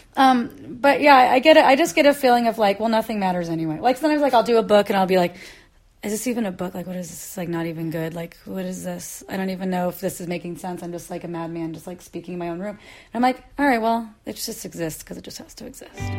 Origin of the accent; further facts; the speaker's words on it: Midwest, United States; moved away; I grew up in the Midwest